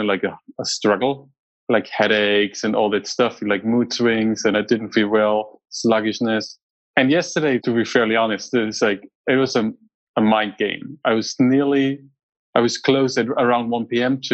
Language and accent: English; Germany; moved away as an adult; now in United States; I grew up in Germany